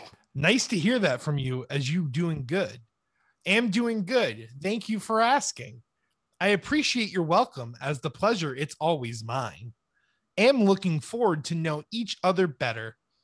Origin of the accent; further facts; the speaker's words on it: Gambia; English is a second language; And I am from the Gambia, located in west part of Africa.